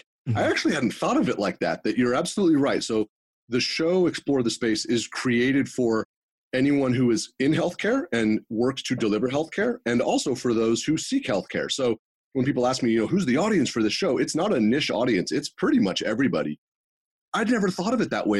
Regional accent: Northern California, United States; also born or lived in Los Angeles, California / Houston, Texas; I grew up in Northern California.

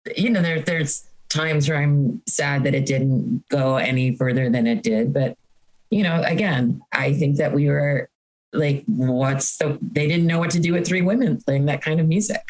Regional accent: Hoboken, New Jersey, United States; I grew up in Hoboken, so there was this YMCA camp

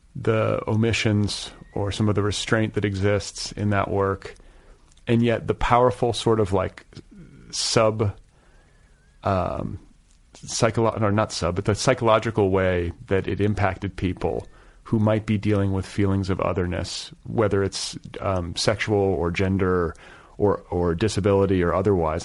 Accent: Milwaukee, Wisconsin, United States; moved away; also born or lived in Indiana; I'm from Milwaukee

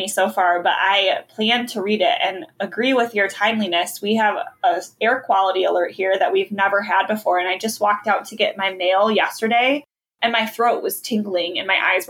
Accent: a town next to East Lansing/Okemos, Michigan, United States; I'm, you know, grew up in a town right next to it.

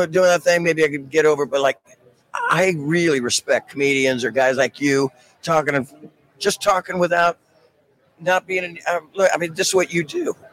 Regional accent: San Francisco, California, United States; I am. Yeah, I'm from San

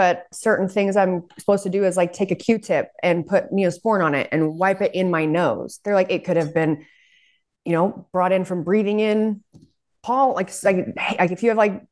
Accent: Salt Lake City, Utah, United States; I'm from Salt Lake

